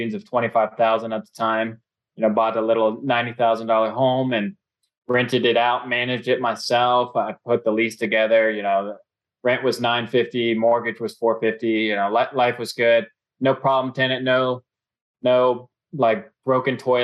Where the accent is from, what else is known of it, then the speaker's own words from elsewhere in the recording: Cincinnati, Ohio, United States; I'm born and raised in Cincinnati.